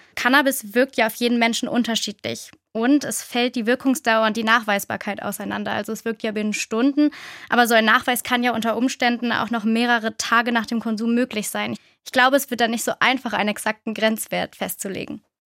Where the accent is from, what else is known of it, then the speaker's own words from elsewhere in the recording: Rhineland, Germany; Ich komme ja aus dem Rheinland